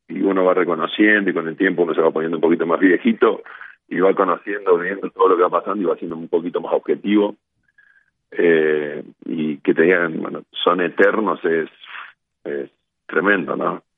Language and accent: Spanish; Argentina